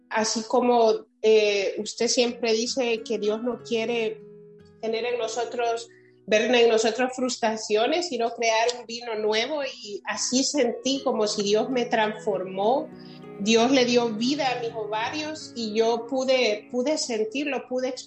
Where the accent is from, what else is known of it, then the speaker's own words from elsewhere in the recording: San Salvador, El Salvador; now in Silver Spring, United States; Yo nací en San Salvador